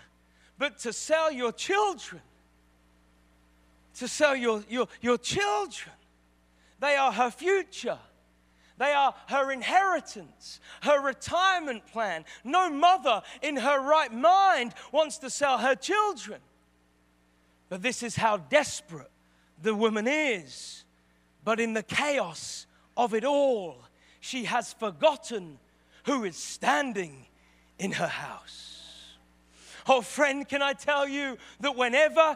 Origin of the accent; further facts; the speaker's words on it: England, United Kingdom; I'm English.